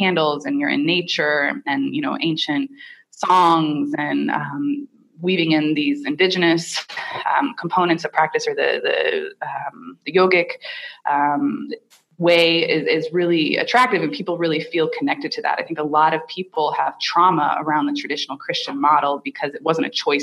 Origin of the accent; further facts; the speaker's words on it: Indiana, United States; I grew up in Indiana with, you know, white Anglo-Saxon Protestant parents and grandparents